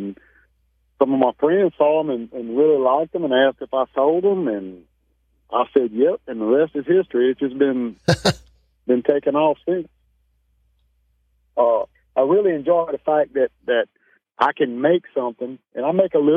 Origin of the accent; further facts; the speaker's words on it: French Settlement, Louisiana, United States; I'm from a little town called French Settlement, Louisiana. Born and raised down in that area, Livingston Parish